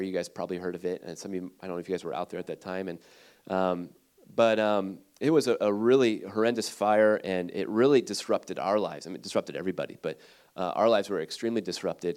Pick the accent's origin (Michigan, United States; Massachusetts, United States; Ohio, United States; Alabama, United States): Ohio, United States; Cleveland; moved away as an adult; also born or lived in Redding, California; I'm from Ohio, um, actually from Cleveland area